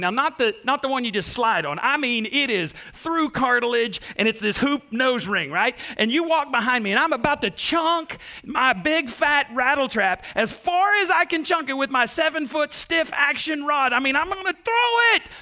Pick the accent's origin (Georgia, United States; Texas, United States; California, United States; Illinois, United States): Texas, United States; Waco; we're from East Texas or from Texas, you know, we're from Waco